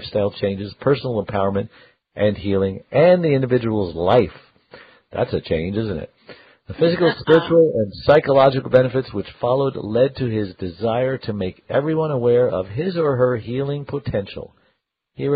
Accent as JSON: {"language": "English", "town": "New York City", "region": "New York", "country": "United States", "tie": "born or raised there", "said": "I was born in Bay Ridge, Prospect Park"}